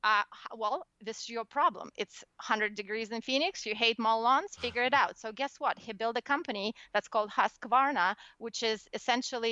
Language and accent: English; Russia; born or raised there; English is a second language; moved away as an adult; now in United States